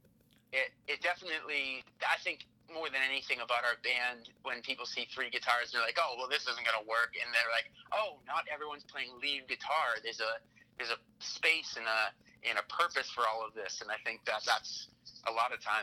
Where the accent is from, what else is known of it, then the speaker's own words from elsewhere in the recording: Massachusetts, United States; I'm from Massachusetts